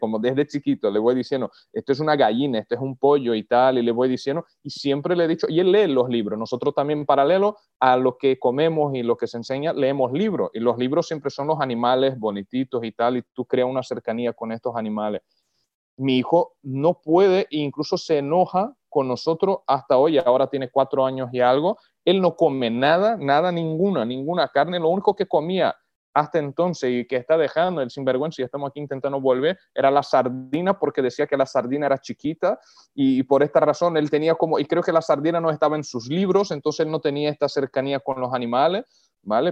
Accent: Brazil; yo soy brasileño

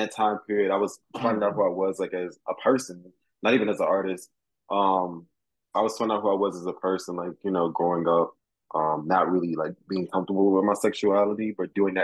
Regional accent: Florida, United States; also born or lived in New York; now in Connecticut, United States; I am from Florida

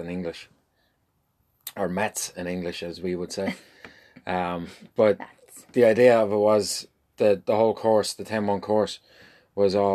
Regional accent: Dublin, Leinster, Ireland; moved away as an adult; now in St. Louis, United States; born and raised in Dublin

